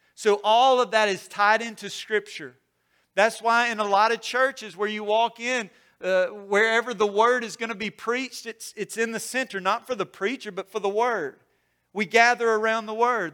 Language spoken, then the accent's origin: English; Mississippi, United States; I grew up in Mississippi